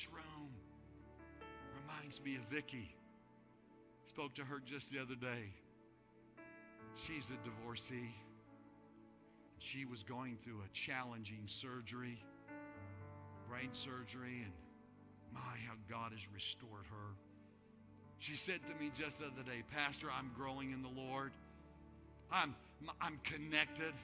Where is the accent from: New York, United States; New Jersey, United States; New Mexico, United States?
New Mexico, United States; moved away as an adult; now in San Antonio, United States; Denise and I were born and raised in New Mexico. That's our home